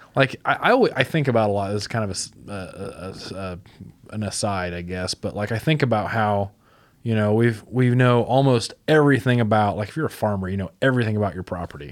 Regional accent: Fulton County, Illinois, United States; also born or lived in Knox County, Illinois / Alabama; when I was growing up in Fulton County

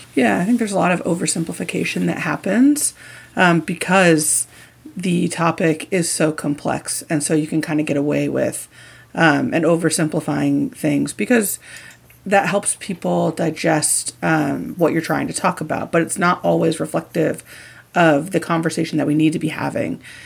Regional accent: Indiana, United States; I grew up in Indiana

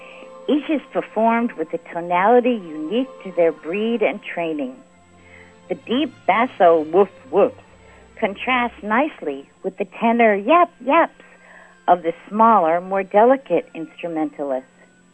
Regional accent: Old Town, Florida, United States; from Old Town, Florida, and this is where I live.

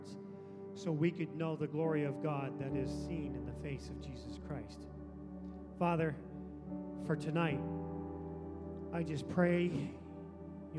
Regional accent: United States; I, being a good American

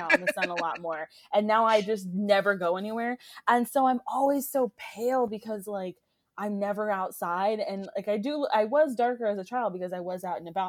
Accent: Florida, United States; I grew up in Florida

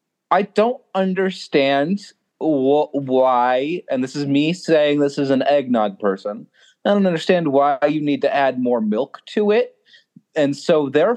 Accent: Illinois, United States; I'm from Illinois.

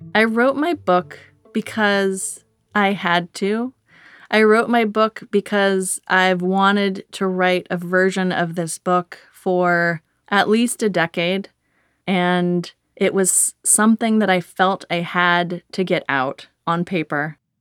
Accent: Berkeley, California, United States; I was raised in Berkeley, California by a pair of pot-smoking hippies.

